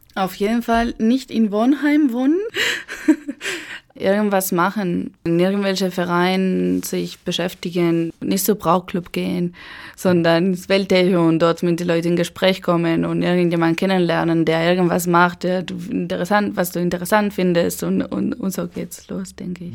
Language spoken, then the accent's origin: German; Eibar, Basque Country, Spain; German is a second language; moved away as an adult; also born or lived in San Sebastián; now in Chemnitz, Germany; Ich bin in kleine Stadt geboren, das heißt Eibar, das kennt keiner. Aber ich bin dann mit 14 nach San Sebastian umgezogen